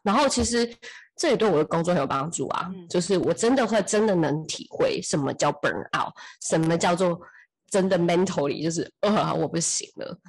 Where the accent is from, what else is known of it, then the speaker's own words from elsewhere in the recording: Taiwan; moved away as an adult; also born or lived in United States; 其实我又不是在美国长大的，我明明就是所有的人生大部分都还是在台湾